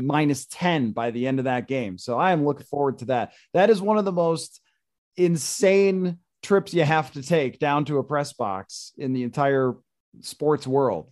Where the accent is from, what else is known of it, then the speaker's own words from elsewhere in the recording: Buffalo, New York, United States; when I grew up in Buffalo